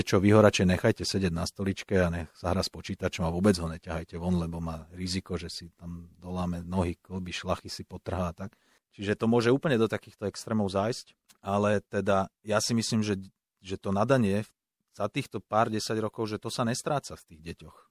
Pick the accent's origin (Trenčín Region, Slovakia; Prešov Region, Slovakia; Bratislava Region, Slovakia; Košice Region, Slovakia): Bratislava Region, Slovakia; Pentagón; Ja som vyrastal pri Pentagóne